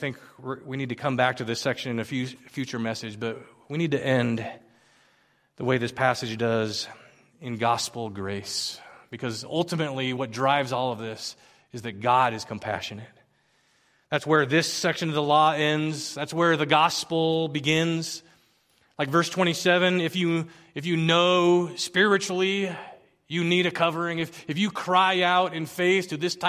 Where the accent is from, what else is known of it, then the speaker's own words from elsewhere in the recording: Philippines; now in United States; I remember growing up in the Philippines, being a sojourner and a foreigner, and I just didn't fit in, but I'd come back to the States, and I'd been gone for a few years, and I didn't quite fit in here